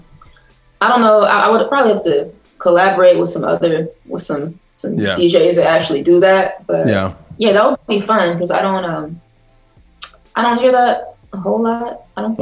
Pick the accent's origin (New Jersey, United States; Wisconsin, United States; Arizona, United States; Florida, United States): New Jersey, United States; Ewing; also born or lived in East Orange, New Jersey; I grew up in central New Jersey, in Ewing.